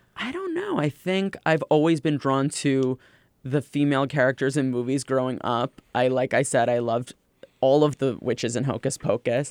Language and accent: English; Los Angeles, California, United States; now in New York, United States; growing up in Los Angeles